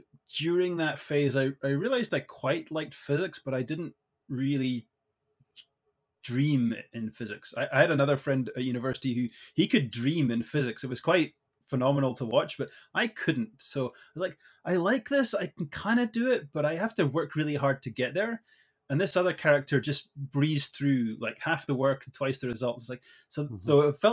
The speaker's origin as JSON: {"language": "English", "town": "Edinburgh", "region": "Scotland", "country": "United Kingdom", "tie": "born or raised there", "moved": "as an adult", "lives_now": "Canada", "said": "I was born and raised in Edinburgh in Scotland, so I am a proud Scot"}